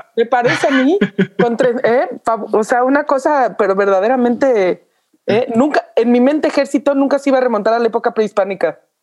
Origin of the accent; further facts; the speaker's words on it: Mexico; como mexicanos